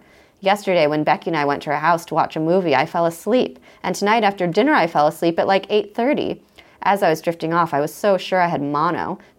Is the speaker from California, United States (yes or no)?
yes; California, United States; also born or lived in Rochester; home was in California. But, you know, I was born in Rochester